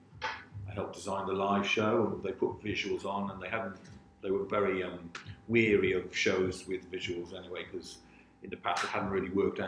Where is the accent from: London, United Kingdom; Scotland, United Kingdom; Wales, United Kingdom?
Wales, United Kingdom; St Davids; when I was growing up in St. David's, because it was so remote, you know, I lived on a council estate